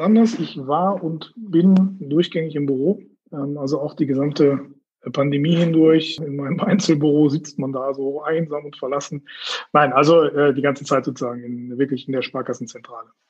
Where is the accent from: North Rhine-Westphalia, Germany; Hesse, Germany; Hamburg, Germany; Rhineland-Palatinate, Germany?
North Rhine-Westphalia, Germany; Herford; moved away as an adult; also born or lived in Laatzen / Tübingen; now in Bielefeld, Germany; Geboren in Laatzen, Hannover und aufgewachsen in Herford